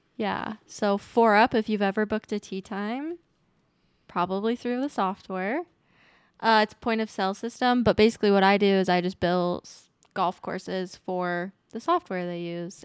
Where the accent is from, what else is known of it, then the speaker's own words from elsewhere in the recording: Utah, United States; also born or lived in New Zealand / Colorado; pretty much born and raised in Utah, lived in New Zealand